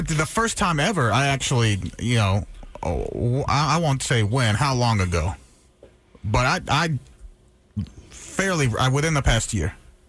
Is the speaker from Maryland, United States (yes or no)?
no; Texas, United States; I think that's just kind of Texas, growing up in Texas.